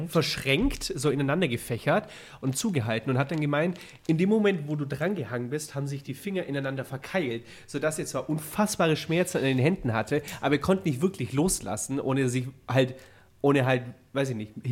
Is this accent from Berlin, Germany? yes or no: yes; Berlin, Germany; also born or lived in Bavaria; also Berlin hat mich zu dem Mann gemacht, der ich bin. Wenn ich jetzt nach Bremen ziehe und sage, ja, ich komme, weil ich sage natürlich, dass ich aus Berlin komme. Also ich bin